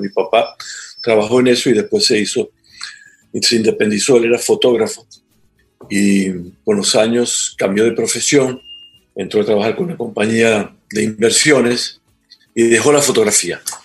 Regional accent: Venezuela; moved away as an adult; also born or lived in Trinidad and Tobago; now in Ecuador; yo soy venezolano por nacimiento en mis papeles, pero físicamente vine al mundo en Trinidad y Tobago

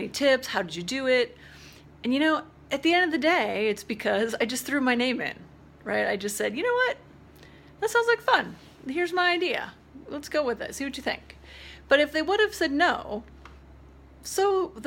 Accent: Spearfish, South Dakota, United States; that's in Spearfish, my hometown

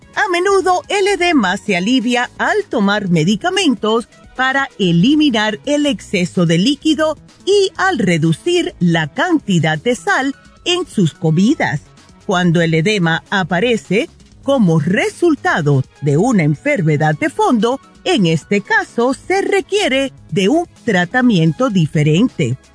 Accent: New Jersey, United States; moved away; Yo que me crié en New Jersey

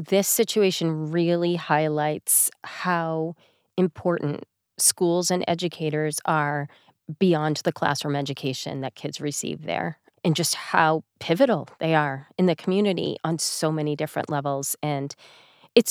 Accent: Massachusetts, United States; I'm from Massachusetts

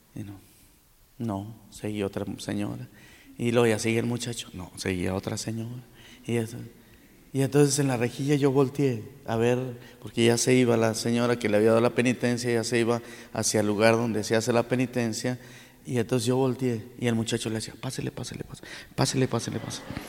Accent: Saltillo, Coahuila, Mexico; also born or lived in Monclova / Rome; nuestra ciudad

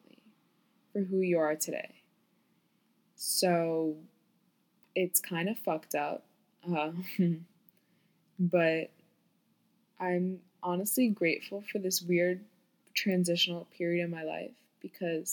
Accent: Florida, United States; moved away as an adult; also born or lived in New York; now in New York City, United States; I was born in New York, but I grew up in Florida

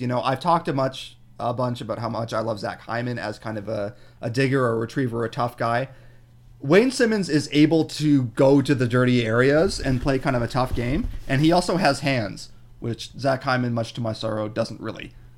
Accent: Toronto, Ontario, Canada; I'm from Scarborough

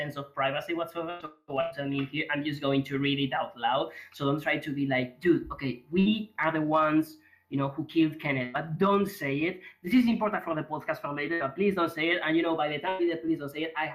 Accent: Spain; English is a second language; I'm from Spain

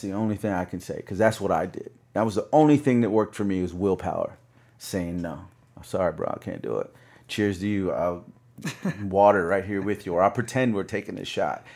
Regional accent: the South, United States; I'm from the South

